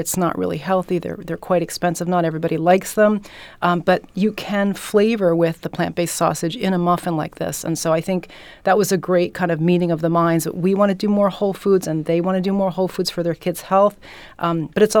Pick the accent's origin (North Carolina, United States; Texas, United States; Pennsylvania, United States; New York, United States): Pennsylvania, United States; Philadelphia; I am from Philly.